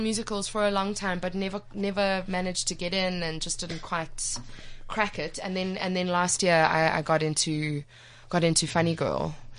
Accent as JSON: {"language": "English", "town": "Johannesburg", "region": "Gauteng", "country": "South Africa", "tie": "born or raised there", "said": "I'm from Johannesburg. I was mm-hmm. born in Johannesburg and I've lived here my whole life."}